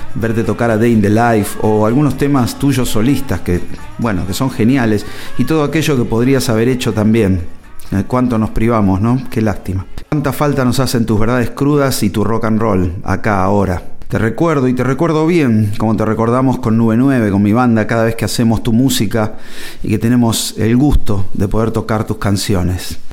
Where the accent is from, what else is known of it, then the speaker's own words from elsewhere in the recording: Argentina; nací en la Argentina